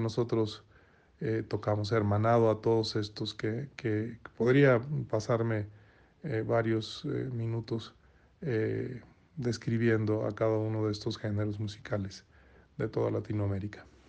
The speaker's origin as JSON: {"language": "Spanish", "region": "Veracruz", "country": "Mexico", "tie": "born or raised there", "said": "siendo mexicanos y siendo yo originario de Tres Veracruz, siendo jarocho"}